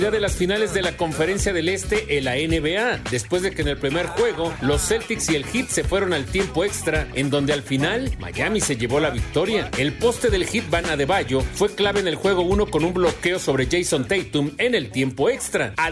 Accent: Azcapotzalco, Mexico City, Mexico; aquí de Azcapotzalco. Todos somos de Azcapotzalco.

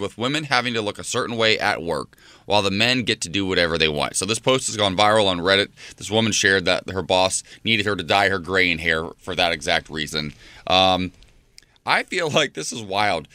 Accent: Ohio, United States; moved away; I'm from Ohio

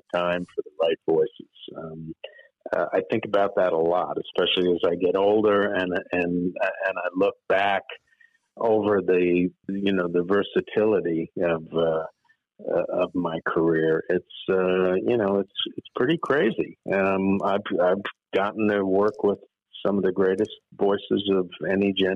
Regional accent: New York City, New York, United States; I grew up in New York City, so I didn't see a tree until I was 14

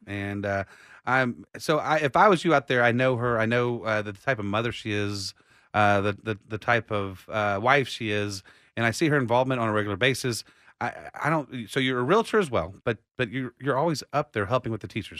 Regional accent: Austin, Texas, United States; I was born right here in Austin

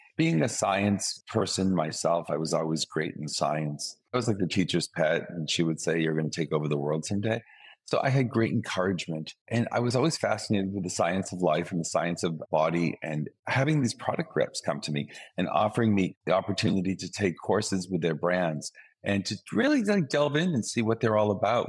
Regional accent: Boston, Massachusetts, United States; moved away; my hometown of Boston

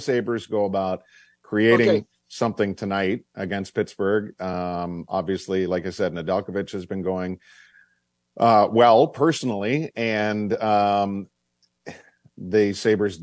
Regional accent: Oshawa, Ontario, Canada; my birth certificate says that's where I was born

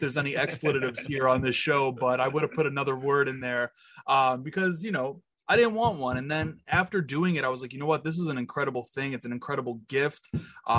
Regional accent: New York City, New York, United States; I am just a kid born and raised in Queens, New York.

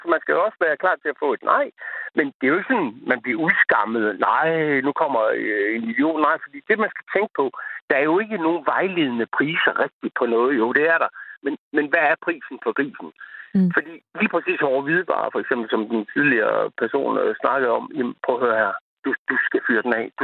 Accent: Jutland, Denmark; jeg er også jyde på i hele mit DNA

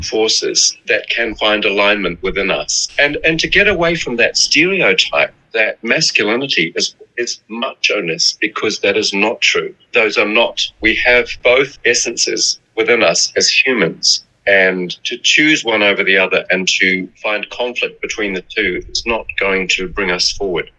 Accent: New Zealand; moved away as an adult; also born or lived in Milan; I was in in New Zealand, which is my home country

